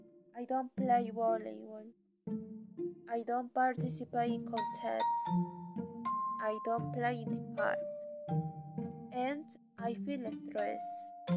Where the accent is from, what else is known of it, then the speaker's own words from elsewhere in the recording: Arequipa, Peru; I am 50 years old. I am from Peru, from the city of Arequipa.